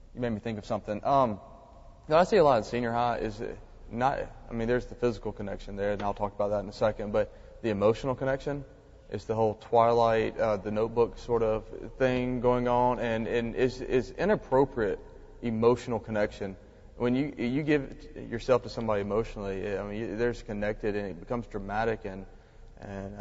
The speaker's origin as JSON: {"language": "English", "region": "Mississippi", "country": "United States", "said": "I was from Mississippi"}